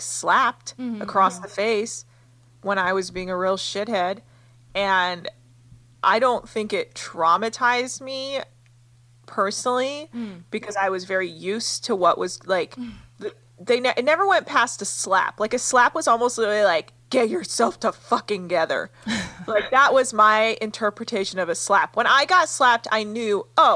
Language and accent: English; United States; growing up in America